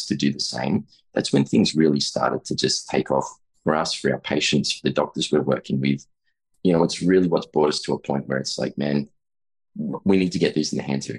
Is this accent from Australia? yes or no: yes; Australia; I'm an Australian chiropractor, about 20 years in practice there, a little more.